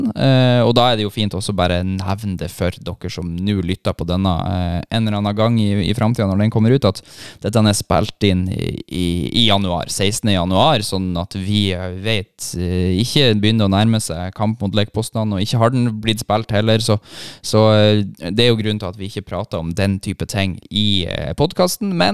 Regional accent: Bodø, Nordland, Norway; jeg tror jeg bare trente fire-fem ganger eh, hjemme i Bodø

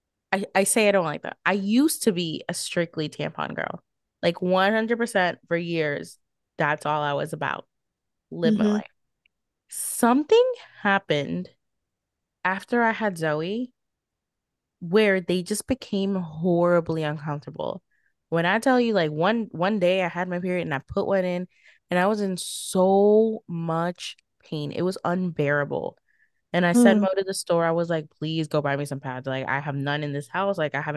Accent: New Orleans, Louisiana, United States; growing up in New Orleans

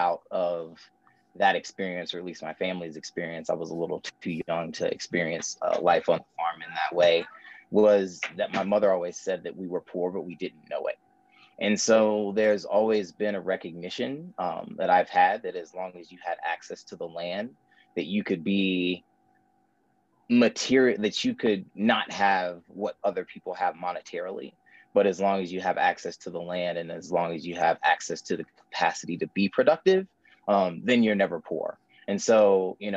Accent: North Carolina, United States; born and raised in North Carolina

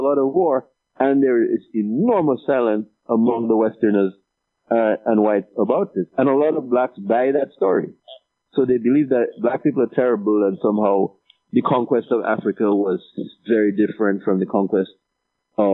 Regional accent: Dominica; moved away as an adult; also born or lived in Marigot, Dominica; I studied the Bible a lot growing up in Dominica

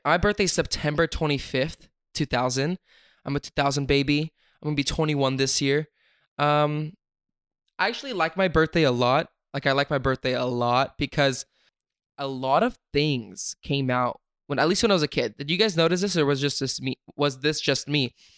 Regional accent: Sacramento, California, United States; I'm from Sacramento

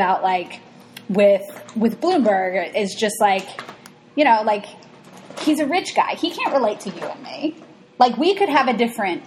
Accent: Alabama, United States; I'm from Alabama

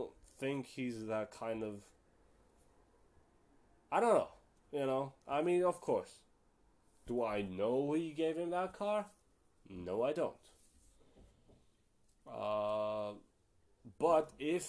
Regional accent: Germany; I live in Germany. I'm from Germany. And I'm half Turkish and half Moroccan

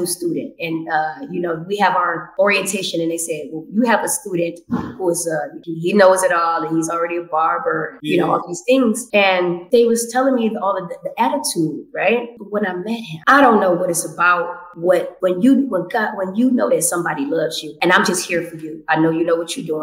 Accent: Detroit, Michigan, United States; moved away as an adult; also born or lived in Hollywood; now in Los Angeles, United States; from Detroit

